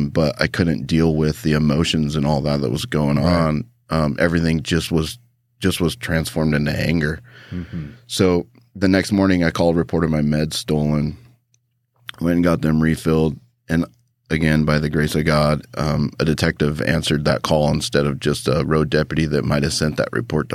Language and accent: English; Idaho, United States; also born or lived in Japan; I grew up here in Idaho, about 3 hours away from Boise in a small town